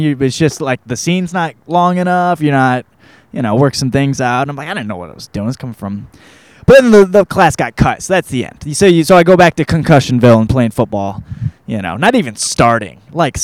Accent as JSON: {"language": "English", "region": "Michigan", "country": "United States", "tie": "born or raised there", "moved": "yes", "lives_now": "Los Angeles, United States", "said": "I grew up in Michigan, in the middle of nowhere"}